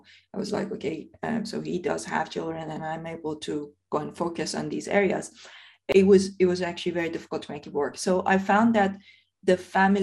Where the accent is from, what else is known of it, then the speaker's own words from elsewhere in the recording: Iran; now in United Kingdom; when I was growing up in Iran